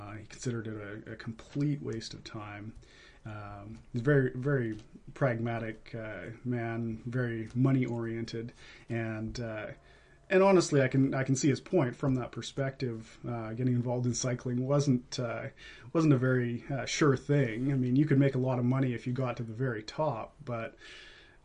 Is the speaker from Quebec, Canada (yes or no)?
no; Vancouver, British Columbia, Canada; also born or lived in Quesnel, British Columbia; now in Maple Ridge, Canada; I was born in Quesnel. I spent most of my time growing up in Vancouver